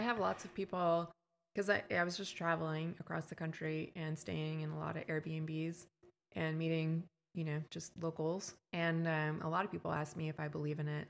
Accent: Canada; moved away as an adult; also born or lived in West Coast, United States; now in Texas, United States; I'm from Canada and I, um, went to grad school on the West Coast

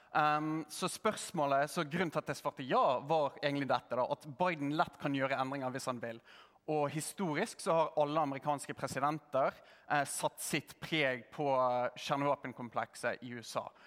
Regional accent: Norway; also born or lived in United States; som en nordmann

